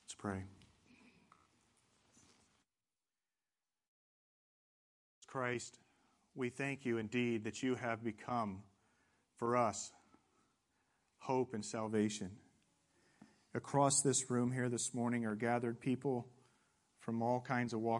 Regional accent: Indiana, United States; moved away as an adult; now in Southern California, United States; I'm from the Midwest. I've been here for 6 years and from Indiana.

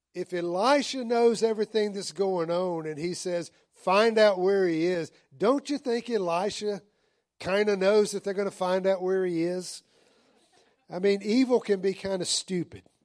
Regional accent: the South, United States; part of growing up in the South

